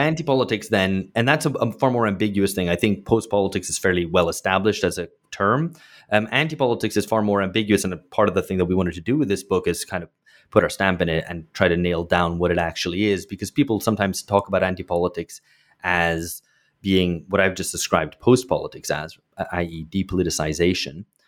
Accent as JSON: {"language": "English", "country": "United Kingdom", "tie": "born or raised there", "moved": "as an adult", "lives_now": "São Paulo, Brazil", "said": "I grew up in Britain"}